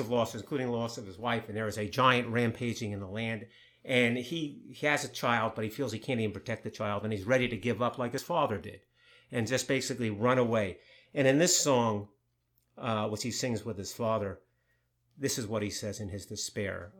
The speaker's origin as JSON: {"language": "English", "region": "New York", "country": "United States", "tie": "born or raised there", "said": "I grew up in New York. I'm a, a Jewish person from New York"}